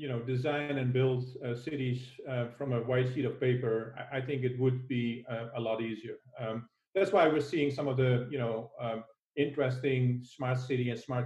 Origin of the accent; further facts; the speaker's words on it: Netherlands; I'm from the Netherlands